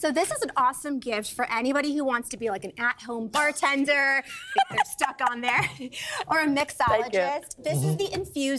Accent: Chicago, Illinois, United States; that's my hometown, Chicago.

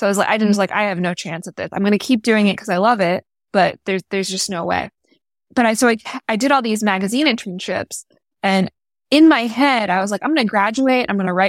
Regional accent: Florida, United States; In a suburb nearby.

